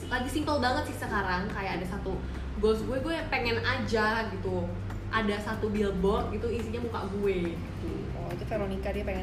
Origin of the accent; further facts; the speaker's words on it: Bulgaria; born there; itu tempat yang kita lahir ya di Bulgaria terus ke Ceko itu tempat ayah kita lahir